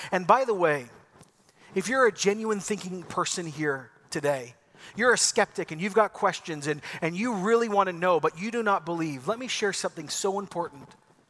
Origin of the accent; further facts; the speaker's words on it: Ecuador; See, I grew up in Ecuador in the 80s. I lived on a volcano 10,000 feet above sea level. I had an epic childhood.